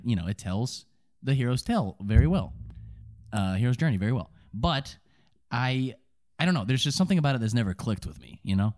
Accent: Kentucky, United States; accent: subtle country; the Kentucky Theater, the theater in my hometown

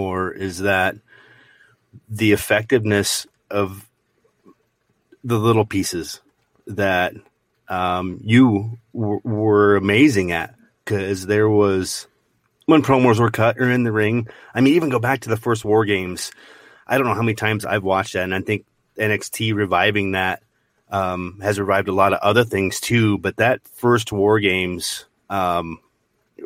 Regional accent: Montana, United States; I grew up in Montana

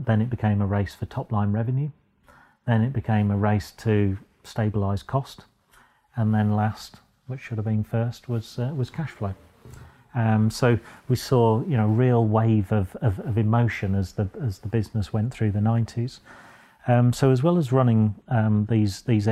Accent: Boston, East Midlands, United Kingdom; also born or lived in Sheffield; I was born and bred in Boston, just down the road.

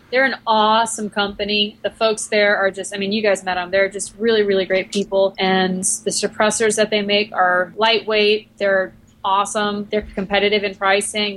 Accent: Long Island, New York, United States; I grew up in New York, on Long Island

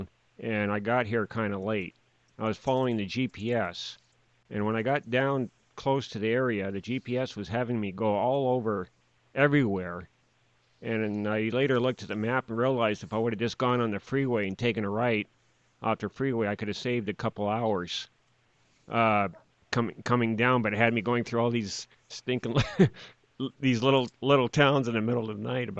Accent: Lake Stevens, Washington, United States; I'm from the Lake Stevens, Washington area.

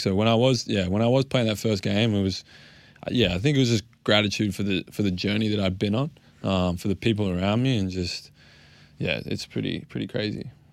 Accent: Australia; being Australian

